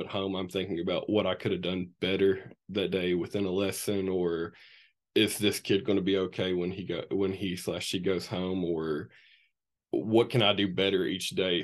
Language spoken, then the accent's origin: English; Morehead, Kentucky, United States; I grew up right here in Moorhead, Kentucky